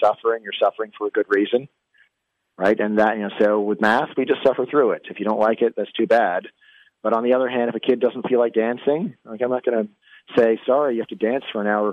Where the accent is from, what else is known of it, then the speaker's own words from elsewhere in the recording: Virginia, United States; in my home state of Virginia